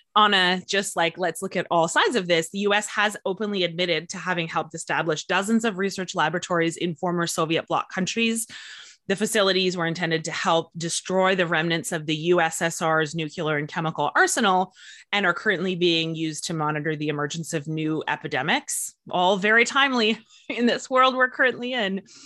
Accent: Canada; I am from Canada

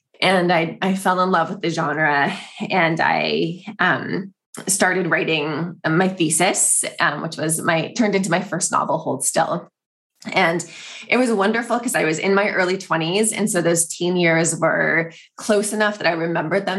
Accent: East Bay, San Francisco Bay Area, California, United States; now in San Francisco, United States; I have always lived in the Bay Area. So I grew up on the east side

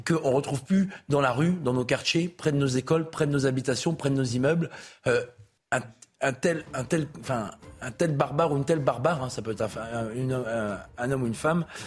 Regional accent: Nord-Pas-de-Calais, Hauts-de-France, France; je suis des Hauts-de-France, je suis du Nord-Pas-de-Calais.

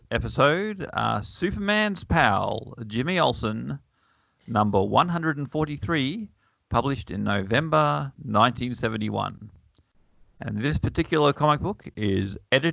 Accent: Bundaberg, Queensland, Australia; I grew up in Bundaberg, and they only had one station

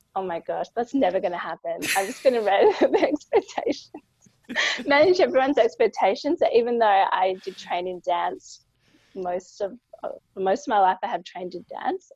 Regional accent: Australia; I'm a lawyer from Australia

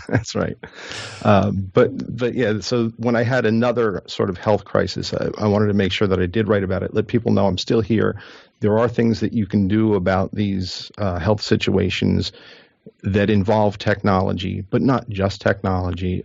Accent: New Jersey, United States; I'm from New Jersey

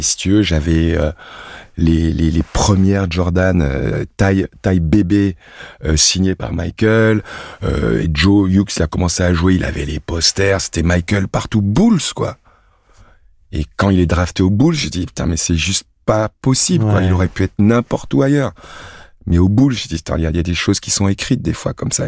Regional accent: Cameroon; moved away; also born or lived in Sedan, France; ma source, mec, c'est Sedan. Je suis un sanglier des Ardennes. Je suis un Sedanais d'origine belge. mon arrière-grand-mère était belge. Donc je suis né, puis j'ai grandi au Cameroun

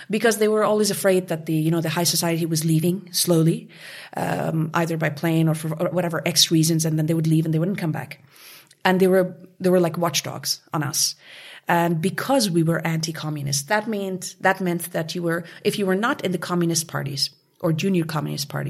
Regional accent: Kabul, Afghanistan; as a child uh, growing up in Kabul, regardless of the financial comforts and privileges, I had the most beautiful childhood a kid could ever ever dream of, and that is because in Afghanistan at that time, everyone was happy

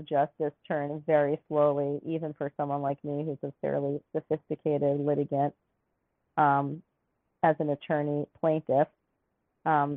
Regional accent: New York City, New York, United States; now in Alaska, United States; I grew up in New York City

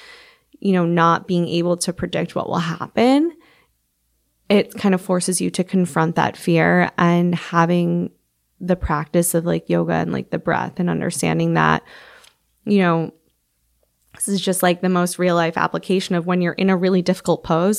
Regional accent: Midwest, United States; I am from the Midwest, so it's like a little going home for me.

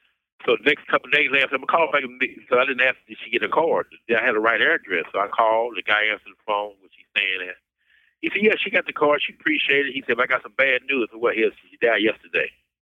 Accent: Kansas, United States; born or raised there

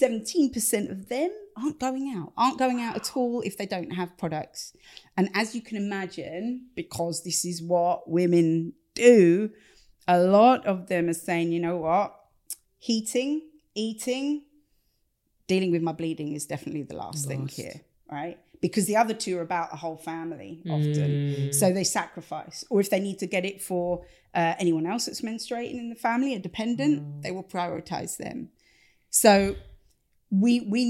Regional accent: Stevenage, East of England, United Kingdom; accent: Stevenage; this is being done in a Stevenage accent. Much as I love my hometown, this should not be in a Stevenage accent

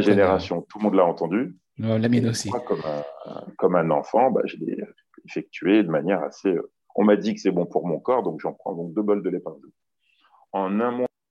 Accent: Lyon, Auvergne-Rhône-Alpes, France; je suis originaire de Lyon

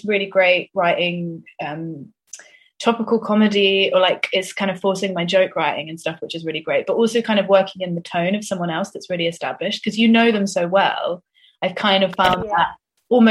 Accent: Swindon, South West England, United Kingdom; me and my sister growing up in Swindon in the 90s

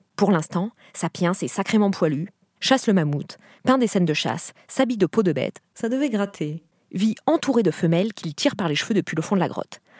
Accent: Brittany, France; j'ai grandi en Bretagne

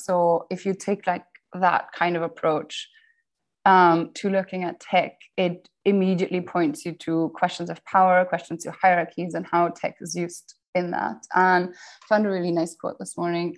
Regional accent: Austria; moved away; also born or lived in Cambridge, United Kingdom; I grew up in the Austrian countryside

